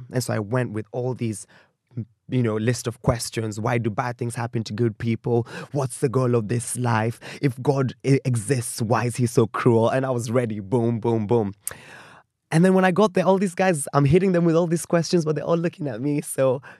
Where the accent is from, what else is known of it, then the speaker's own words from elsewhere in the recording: Kenya; But I had people who could relate with me as a Kenyan millennial kind of going through life.